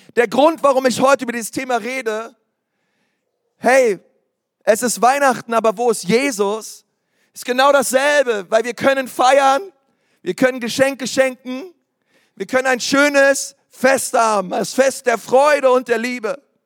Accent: Berlin, Germany; ich komme aus Berlin

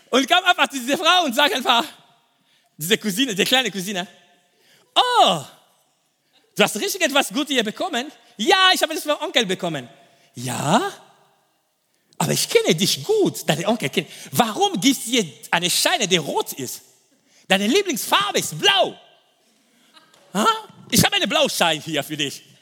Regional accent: DR Congo; German is a second language; ich komme aus dem Kongo und im Osten von Kongo, es gibt Bürgerkrieg.

